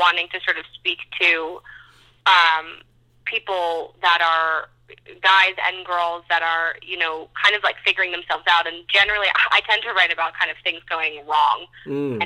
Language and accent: English; New York, United States; I'm from New York, so fashion has been a huge part of my life.